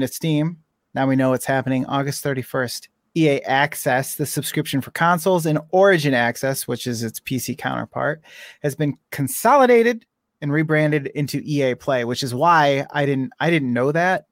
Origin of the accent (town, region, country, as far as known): United States